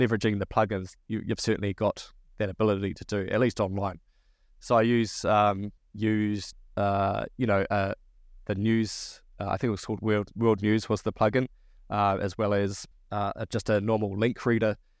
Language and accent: English; New Zealand